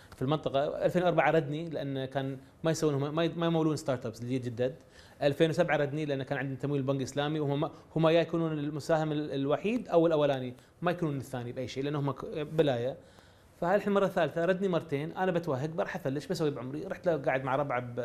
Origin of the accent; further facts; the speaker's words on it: Kuwait; انا ماني امريكي انا كويتي